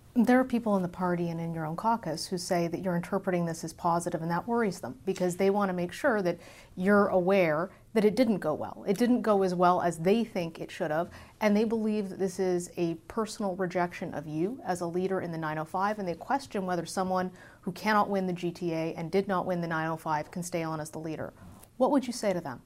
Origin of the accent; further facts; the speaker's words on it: Alberta, Canada; I'm from Alberta